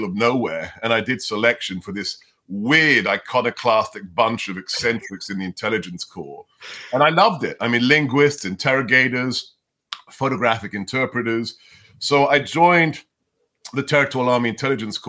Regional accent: London, United Kingdom; first language Hungarian; English is a second language; moved away as an adult; now in United States; I grew up in the UK speaking Hungarian. My first language was Hungarian.

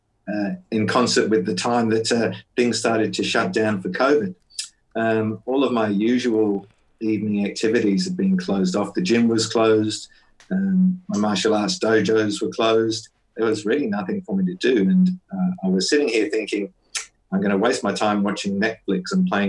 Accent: Perth, Western Australia, Australia; I'm from Perth in Western Australia.

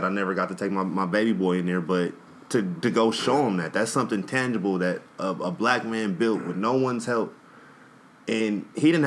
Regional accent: Compton, California, United States; I'm from Compton

